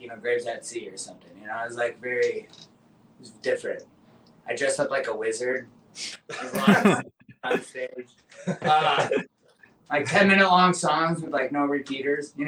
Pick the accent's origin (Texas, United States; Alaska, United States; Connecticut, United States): Alaska, United States; moved away as an adult; also born or lived in Colorado; now in Washington, United States; I'm from Alaska, and then I've spent 3 years in Colorado when my mom went to school, and then I went back to Alaska, and then I moved to Washington when I was 18 years old